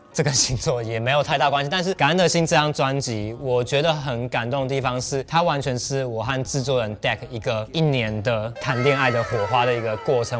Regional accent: Wugu, New Taipei, Taiwan; 因为我小时候在五谷长大，五谷就是一个都是工厂招牌，杂乱不爽

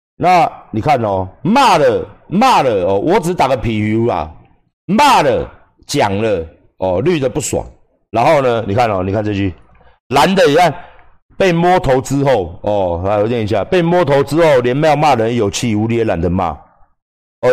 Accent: Taiwan; 不是我们台湾人没有感情，我们台湾人真的很有感情，我们台湾人真的很愿意帮助别人

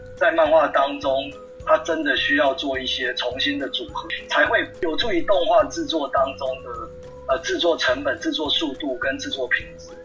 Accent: Taiwan; first language Taiwanese Hokkien; Chinese is a second language; 我其实我的母语就是台语

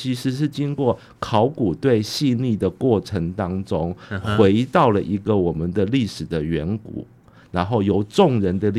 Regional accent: Hualien County, Taiwan; 然后是我们花莲人昆颖做主策展人

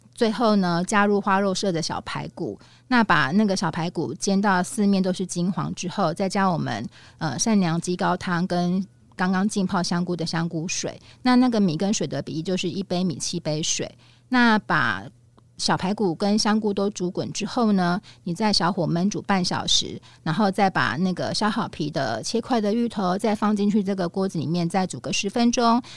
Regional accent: Tainan, Taiwan; 我是台南人嘛，我们台南的早餐代表就是咸粥。那芋头排骨粥也是我妈妈小时候最常煮给我吃的

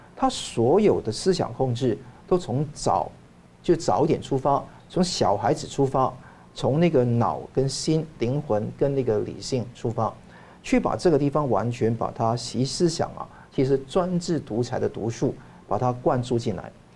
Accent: Hong Kong; 我在香港长大，那我也受到两个文化的洗礼嘛

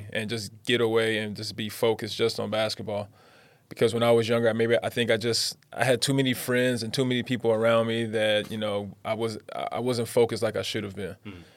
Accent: Pomona, California, United States; moved away as an adult; now in Taiwan; it was rough growing up in Pomona

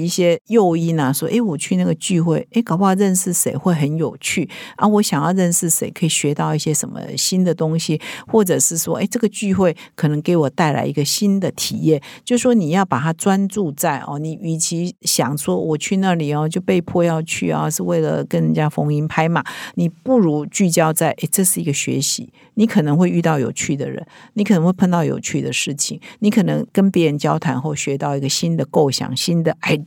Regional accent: Taiwan; 我们台湾人、东方人

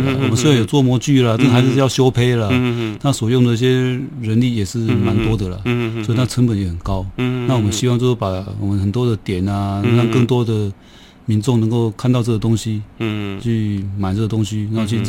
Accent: Kaohsiung, Taiwan; 就是小时候就在这里长大了，

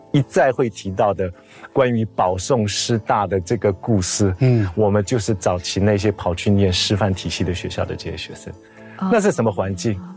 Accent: Taiwan; moved away; 我回台湾， 到东华大学教书

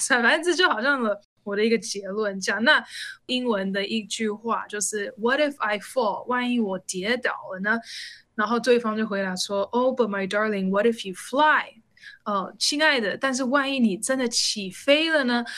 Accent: United States; moved away as an adult; now in Taiwan; 那以前我就是在美国，我是在美国出生长大

